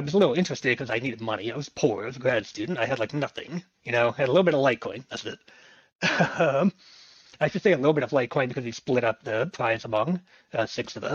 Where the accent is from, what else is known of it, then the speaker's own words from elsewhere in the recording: State College, Pennsylvania, United States; my hometown in State College, which was where I was also going to school, Penn State